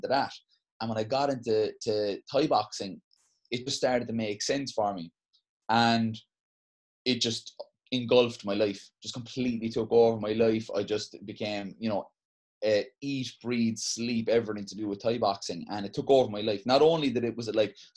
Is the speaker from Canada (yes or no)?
no; Cork, Munster, Ireland; also born or lived in Glanmire; I'm originally from Mayfield before we came down to Glanmire, and I went there because it was close where I was going to school. I was going to school in Christians in town.